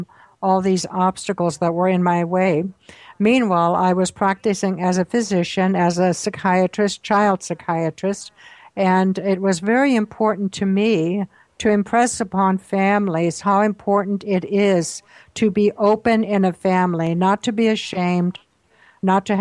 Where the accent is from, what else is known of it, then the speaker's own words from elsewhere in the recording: Austria; I was born in Austria during World War II on a farm.